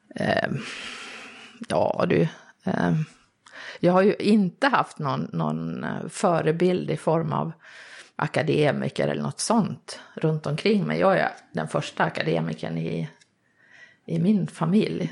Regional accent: Vansbro, Dalarna County, Sweden; jag är uppvuxen i Vansbro i Dalarna som jag misstänker hörs på dialekten.

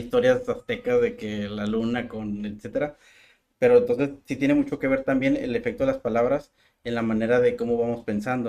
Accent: Mexico

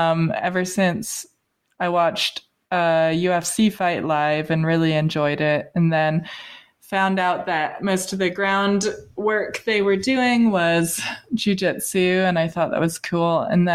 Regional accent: United Kingdom; I think that's why people don't believe I'm British, because I have nice teeth.

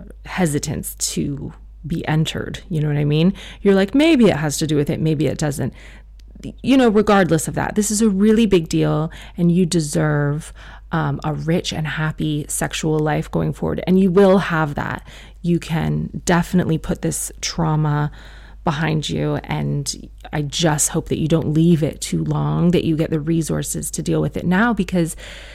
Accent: South Africa; I am South African. I'm a Muslim woman who has a lot of opinions.

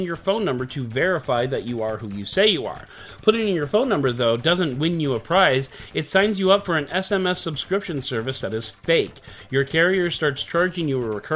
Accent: Illinois, United States; my home state of Illinois

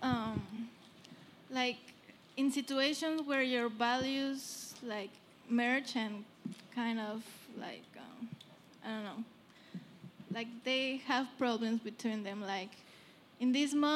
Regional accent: Mexico City, Mexico; moved away as an adult; also born or lived in Brooklyn; now in New York, United States; I'm from Mexico City. We are from Mexico City

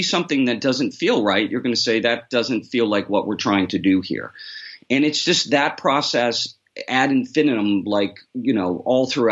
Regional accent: New York City, New York, United States; I'm from New York, too, so that's where I grew up. I grew up in the city

